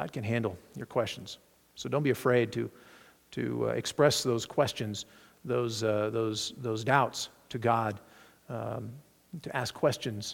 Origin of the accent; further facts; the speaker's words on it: Arkansas, United States; I grew up in Arkansas